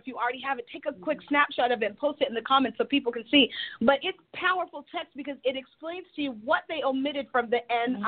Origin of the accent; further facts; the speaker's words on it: United States; as American Christians